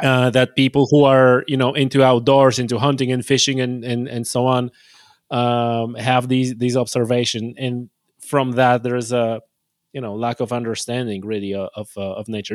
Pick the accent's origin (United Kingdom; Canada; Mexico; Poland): Poland; central Poland; moved away; I come from Poland.